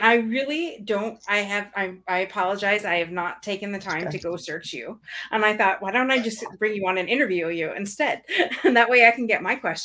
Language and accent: English; Canada; as a Canadian